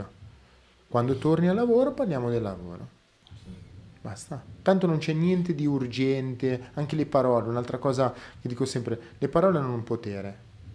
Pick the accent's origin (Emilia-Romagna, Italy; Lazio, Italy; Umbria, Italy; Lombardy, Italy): Lombardy, Italy; Milan; sono cresciuto a Milano